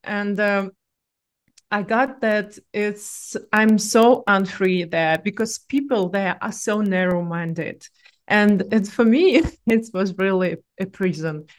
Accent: Russia; accent: Russian; English is a second language; moved away as an adult; originally I'm from Russia, but I'm digital nomad with one year of experience

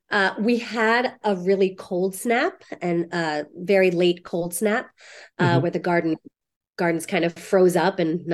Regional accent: Baltimore, Maryland, United States; now in Missouri, United States; I am in Missouri. which is in kind of like the middle of the country. Kind of fraught right now, but I'm from Baltimore, which is in Maryland, close to the East Coast.

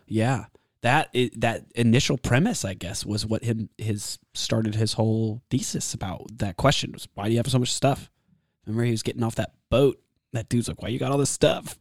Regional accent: Texas, United States; I'm from Texas

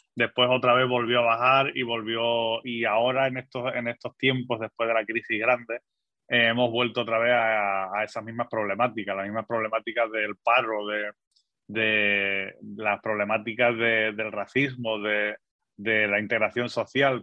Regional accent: Algeciras, Andalusia, Spain; moved away as an adult; also born or lived in United States; desde los 18 años ya me fui de Algeciras, pero siempre he ido volviendo por vacaciones o para ver a mi familia que está allí

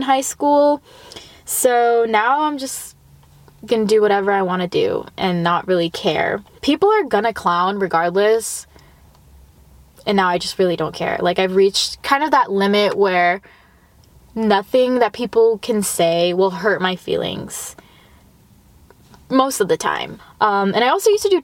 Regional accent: Los Angeles, California, United States; I grew up in the Valley. I went to school in the Valley.

